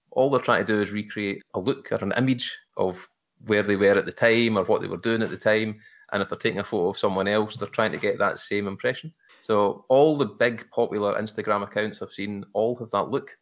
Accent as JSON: {"language": "English", "area": "just outside Glasgow", "region": "Scotland", "country": "United Kingdom", "accent": "Glaswegian", "said": "I'm from Scotland, where the sun never shines, eh, just outside Glasgow"}